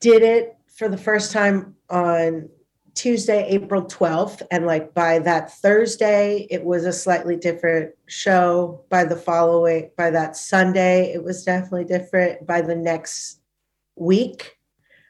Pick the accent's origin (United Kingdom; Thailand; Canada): Thailand; also born or lived in Punjab; now in Melbourne, Australia; My family's Punjabi, but I grew up in Thailand